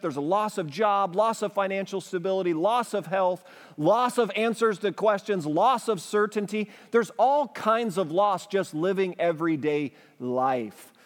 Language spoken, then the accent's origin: English; United States; as an English-speaking American